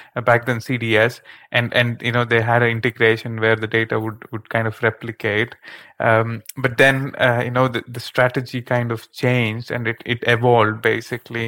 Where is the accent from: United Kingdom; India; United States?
India; moved away as an adult; now in Netherlands; being born and raised in India